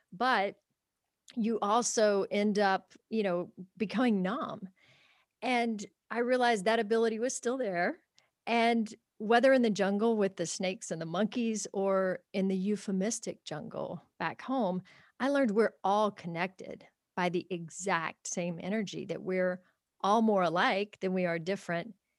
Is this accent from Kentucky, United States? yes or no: yes; Kentucky, United States; grew up in a small town in Kentucky on a small farm